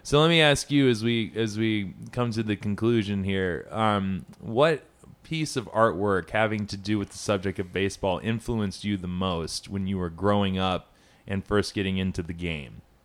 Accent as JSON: {"language": "English", "town": "Atlanta", "region": "Georgia", "country": "United States", "tie": "born or raised there", "said": "Atlanta, my hometown"}